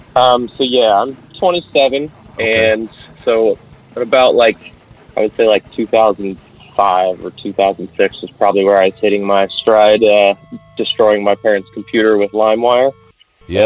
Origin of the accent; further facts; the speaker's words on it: central Kansas, United States; I am from Kansas. I do still live on the Kansas side, pretty close to that Missouri border over here by Kansas City. Um, but yeah, no, I'm not from the KC area. I'm from further into the center